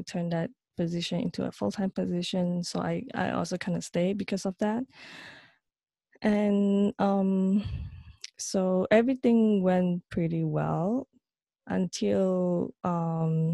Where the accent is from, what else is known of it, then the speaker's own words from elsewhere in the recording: Malaysia; moved away as an adult; now in New York, United States; So I'm originally from Malaysia, and I moved to New York in 2009.